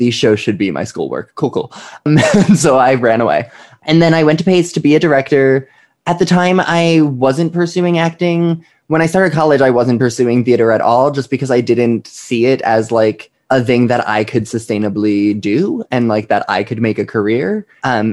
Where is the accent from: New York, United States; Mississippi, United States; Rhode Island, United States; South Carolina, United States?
New York, United States; Lake Grove; now in Brooklyn, United States; I grew up in Lake Grove, right by Ronkonkoma in Stony Brook